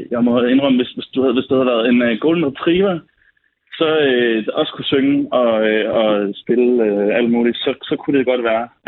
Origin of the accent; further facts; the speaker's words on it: Jutland, Denmark; jeg er selv jyde